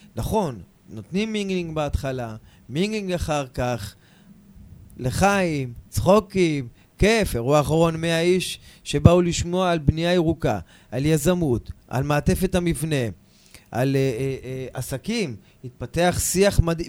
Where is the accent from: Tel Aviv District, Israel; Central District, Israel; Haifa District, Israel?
Haifa District, Israel; Kiryat Yam; אני מהקריות, אני מקריית ים